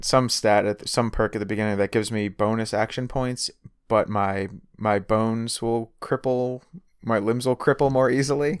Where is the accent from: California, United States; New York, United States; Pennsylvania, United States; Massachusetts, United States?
Massachusetts, United States; Boston area; I'm, I'm from Boston